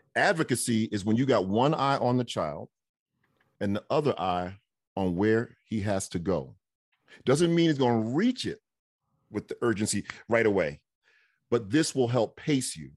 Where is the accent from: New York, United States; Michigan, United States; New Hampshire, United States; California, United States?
New York, United States; moved away; folks I grew up with in New York.